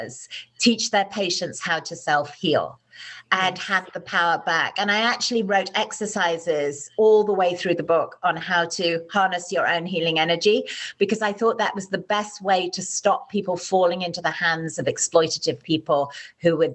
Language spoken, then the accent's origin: English; United Kingdom; I'm British